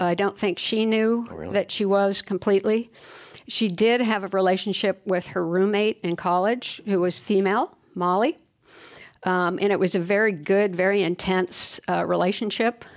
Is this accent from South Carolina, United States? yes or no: no; Fullerton, California, United States; I grew up in Fullerton um, in Southern Cal